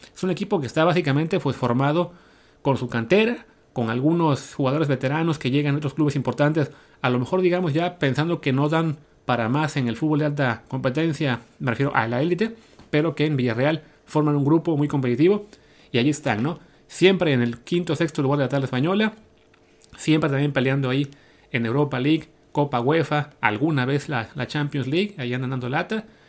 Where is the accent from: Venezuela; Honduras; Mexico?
Mexico; como mexicanos